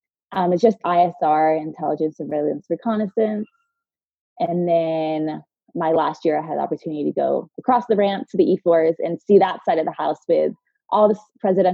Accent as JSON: {"language": "English", "town": "Tampa", "region": "Florida", "country": "United States", "tie": "born or raised there", "moved": "as an adult", "said": "I grew up in Tampa"}